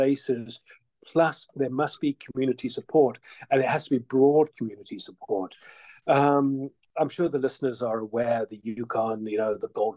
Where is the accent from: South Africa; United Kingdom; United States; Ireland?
South Africa; Johannesburg, Gauteng; also born or lived in Edmonton, Canada / Vancouver, Canada; now in Whitehorse, Canada; all my life, I've lived in big cities, you know, Johannesburg